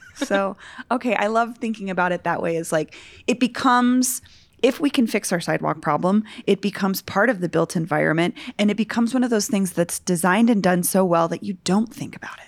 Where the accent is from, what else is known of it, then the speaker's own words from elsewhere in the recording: Denver, Colorado, United States; also born or lived in Barnum, Denver; I grew up in Virginia Village, which is like a fifty subdivision